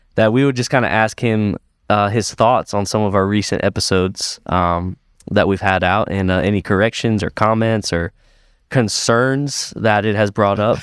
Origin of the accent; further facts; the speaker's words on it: Sarasota, Florida, United States; moved away as an adult; now in Greenville, United States; I grew up in Sarasota, Florida